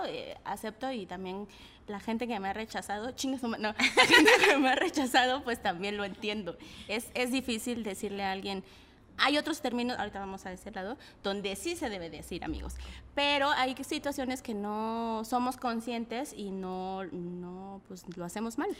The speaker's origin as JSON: {"language": "Spanish", "region": "Mexico City", "country": "Mexico", "tie": "born or raised there", "said": "yo soy de la Guerrero, ¿no? Entonces eh, vivía en una vecindad"}